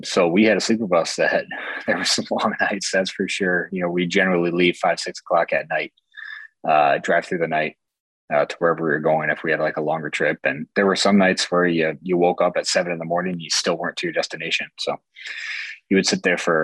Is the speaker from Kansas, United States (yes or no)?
no; Buffalo, New York, United States; my hometown in Buffalo here